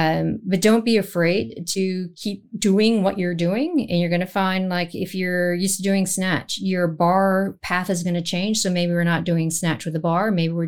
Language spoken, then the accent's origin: English; San Francisco, California, United States; also born or lived in Netherlands; So I grew up in the Netherlands, spent formative childhood years there. We moved back to San Francisco, and San Francisco is what I call my hometown